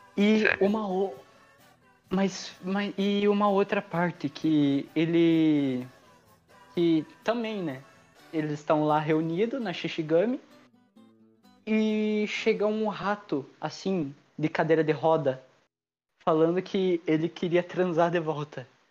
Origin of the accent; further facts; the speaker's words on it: South Region, Brazil; Eu sou sulista